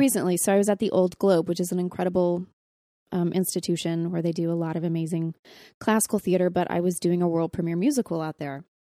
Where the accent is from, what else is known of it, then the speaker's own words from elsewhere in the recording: Texas, United States; I'm from Texas